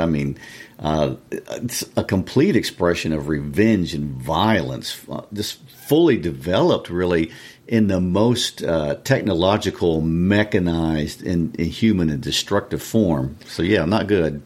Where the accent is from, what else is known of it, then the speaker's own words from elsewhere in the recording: Kansas City, Missouri, United States; I'm originally from Kansas City